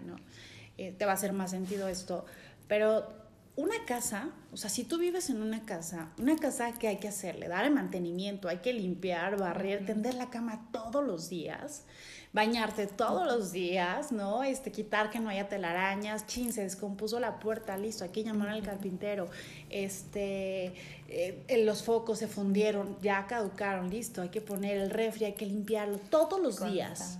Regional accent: San Cristóbal de las Casas, Chiapas, Mexico; nací aquí en San Cristóbal, toda mi familia es de Comitán

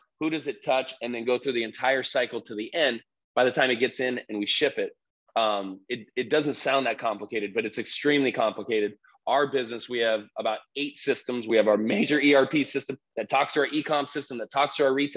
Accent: Southern California, United States; we grew up here in Southern California

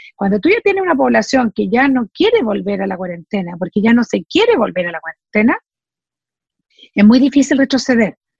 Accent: Chile

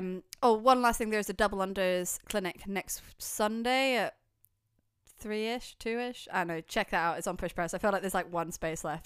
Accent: United Kingdom; we're quite British

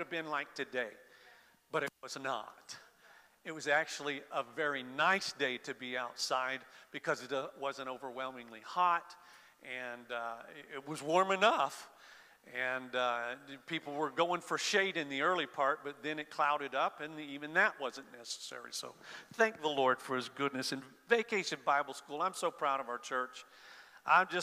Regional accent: Florida, United States; I grew up in Florida

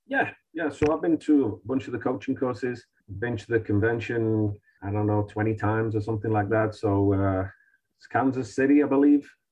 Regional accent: Manchester, North West England, United Kingdom; now in United States; We're both from Manchester

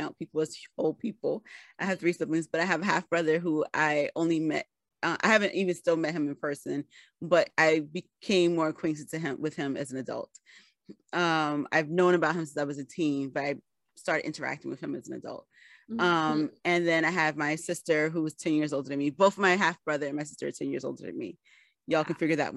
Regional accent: New York City, New York, United States; I'm from the Bronx

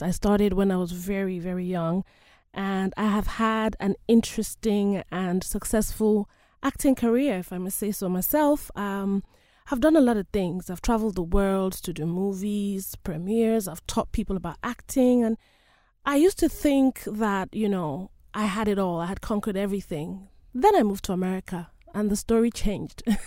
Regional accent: Nigeria; now in United States; I come from one of the countries known as Nigeria

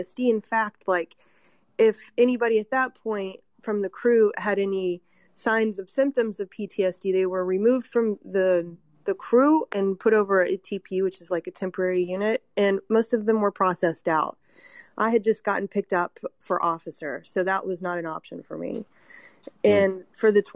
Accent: Kernersville, North Carolina, United States; my hometown in Kernersville, North Carolina

